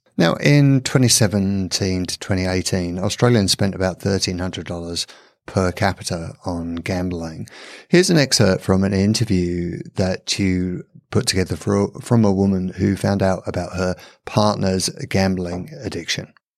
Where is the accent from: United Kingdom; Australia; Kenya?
United Kingdom; England; I'm from England.